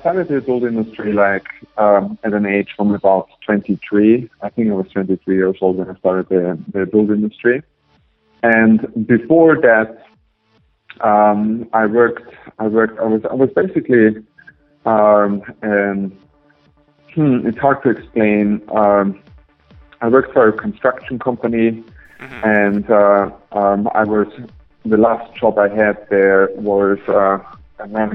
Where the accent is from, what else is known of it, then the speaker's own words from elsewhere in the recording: Austria; moved away as an adult; now in United States; I'm originally from Austria, but it's in Europe.